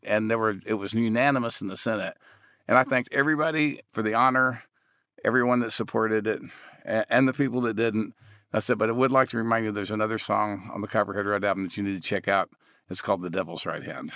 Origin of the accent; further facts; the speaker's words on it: Texas, United States; I grew up in Texas hunting and fishing